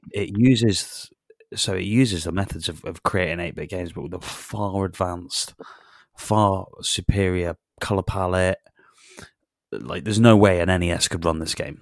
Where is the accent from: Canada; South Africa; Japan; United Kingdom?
United Kingdom; Newtown, Wales; hilltop honey is produced in Newtown. which is my, my hometown